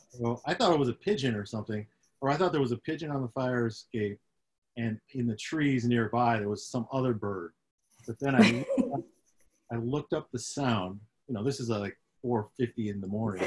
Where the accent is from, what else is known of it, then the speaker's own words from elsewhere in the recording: Syracuse, New York, United States; I grew up in upstate New York, up in Syracuse.